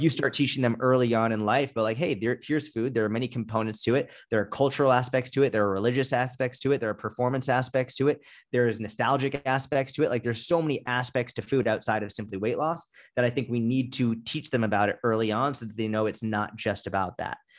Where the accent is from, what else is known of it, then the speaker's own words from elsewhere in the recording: outside Boston, Massachusetts, United States; I grew up outside Boston